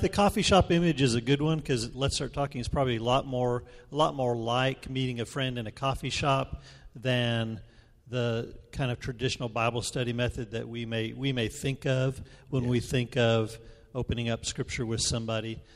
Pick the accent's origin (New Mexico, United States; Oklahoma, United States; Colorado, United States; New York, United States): New Mexico, United States; moved away; also born or lived in Memphis; I'm from New Mexico